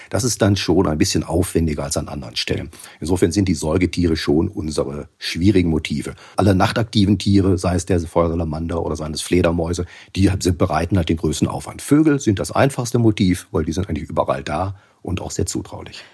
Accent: Bottrop, North Rhine-Westphalia, Germany; in meiner Umgebung hier in, in Bottrop um mein, meine Wohngegend herum

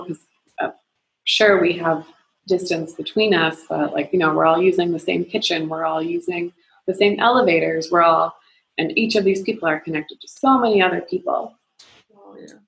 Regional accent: Nova Scotia, Canada; moved away as an adult; now in Calgary, Canada; I'm originally from Nova Scotia

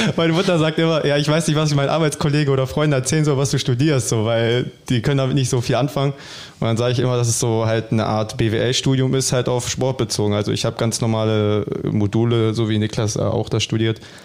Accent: Bielefeld, North Rhine-Westphalia, Germany; für mich als Bielefelder, auch als eigener Junge in der Heimat

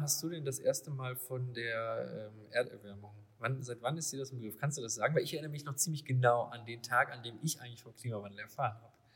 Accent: Lower Rhine area, North Rhine-Westphalia, Germany; wir kommen ja beide hier aus der Niederrhein-Ecke

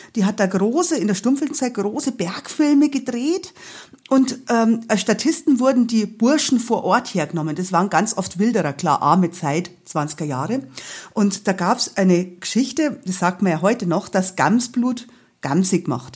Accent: Bavaria, Germany; accent: Bavarian; ich kann halt auch noch mehrer Dialekt reden

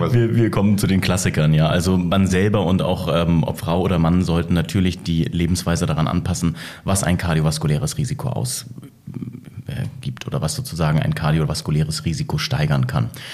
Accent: Bremen, Germany; ich komme wahrhaftig aus Bremen, bin dort aufgewachsen

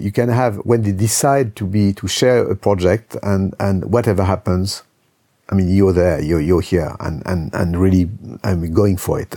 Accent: Lyon, Auvergne-Rhône-Alpes, France; my hometown, Lyon

